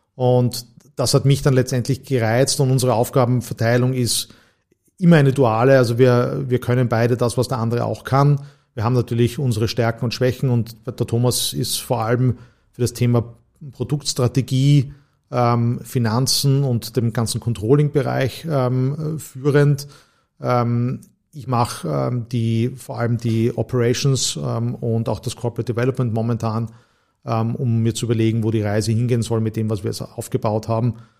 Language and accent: German; Graz, Styria, Austria; moved away as an adult; also born or lived in St. Gallen / Heidelberg / Vienna / New York; Ich bin gebürtiger Grazer, habe die ersten 20 Jahre meines Lebens auch in der Steiermark zugebracht